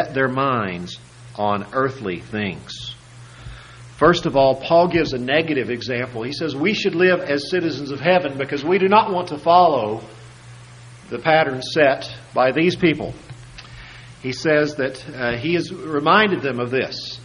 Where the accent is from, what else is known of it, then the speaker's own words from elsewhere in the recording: United States; those of us who are American citizens